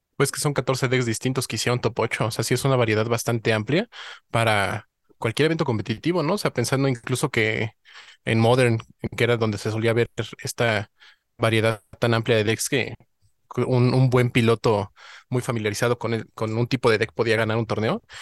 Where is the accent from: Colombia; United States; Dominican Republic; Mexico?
Mexico; como buen mexicano